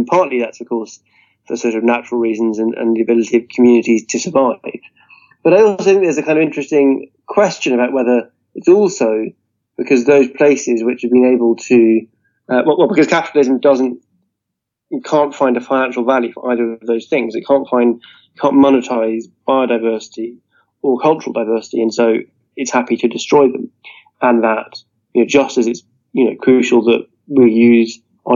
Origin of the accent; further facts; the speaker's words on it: Scotland, United Kingdom; also born or lived in Edinburgh; I'm Scottish and based in Edinburgh